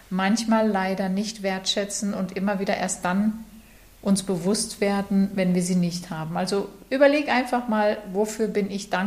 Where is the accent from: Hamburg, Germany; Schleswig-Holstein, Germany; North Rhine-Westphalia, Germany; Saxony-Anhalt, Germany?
North Rhine-Westphalia, Germany; Bochum; born there; Der neunte Tipp für unser Lösungswort ist der Buchstabe B wie Bochum, meine Geburtsstadt.